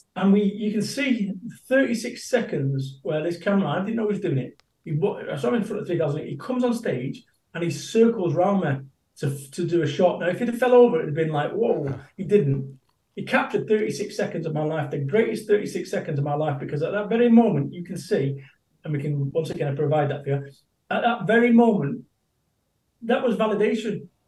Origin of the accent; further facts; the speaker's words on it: Salford, North West England, United Kingdom; moved away as an adult; also born or lived in Somerset; I moved away from Salford, my home of 21 years, and I moved to Somerset